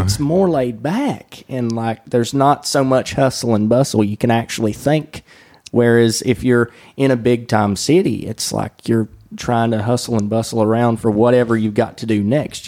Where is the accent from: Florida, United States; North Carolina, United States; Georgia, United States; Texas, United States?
North Carolina, United States; Wilkesboro; accent: southern; the former Journal Patriot here in my hometown, which is now known as Masthead